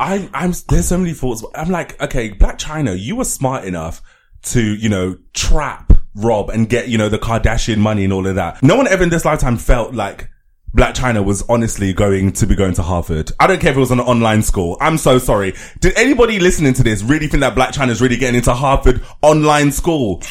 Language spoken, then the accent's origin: English; London, United Kingdom; I grew up in Elephant and Castle